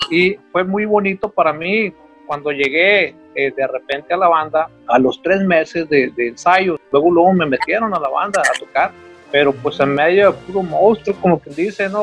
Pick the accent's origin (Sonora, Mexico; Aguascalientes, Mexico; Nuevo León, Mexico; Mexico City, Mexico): Sonora, Mexico; Hermosillo; de aquí de Hermosillo, Sonora